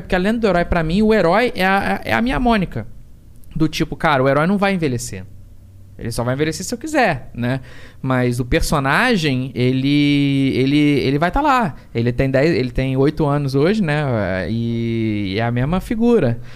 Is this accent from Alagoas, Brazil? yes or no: no; Rio de Janeiro, Brazil; tijucano, que nem eu